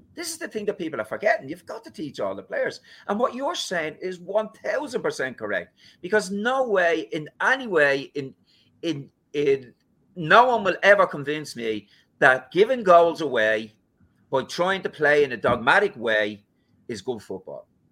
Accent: Ireland; We're Irish

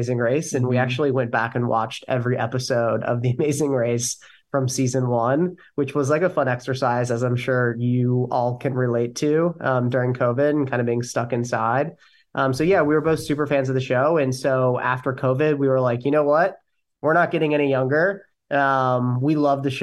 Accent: Ohio, United States; moved away as an adult; now in New York City, United States; Born and raised in Ohio. Have spent the last 7 years in New York City

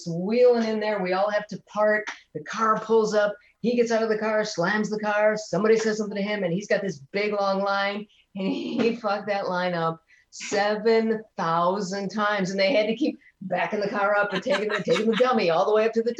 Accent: Detroit, Michigan, United States; I was born in 1962 in Detroit.

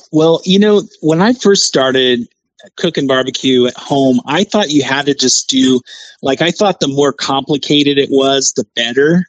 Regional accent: Kansas City, Missouri, United States; moved away; I'm originally from Kansas City

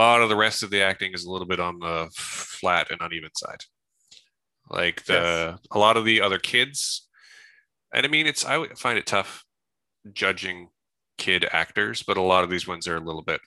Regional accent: Salt Spring Island, British Columbia, Canada; where I grew up on Salt Spring Island.

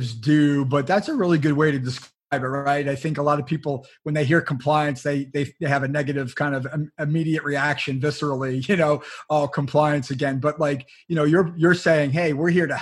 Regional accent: New Jersey, United States; my home state of New Jersey

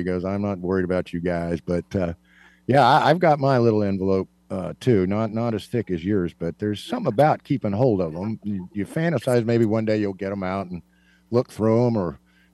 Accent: Kansas, United States; I am from Kansas

